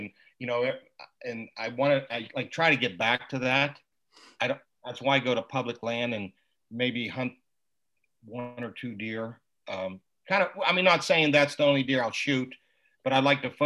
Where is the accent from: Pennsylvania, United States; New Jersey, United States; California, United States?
Pennsylvania, United States; Southwest; I grew up in Southwest PA, rifle hunting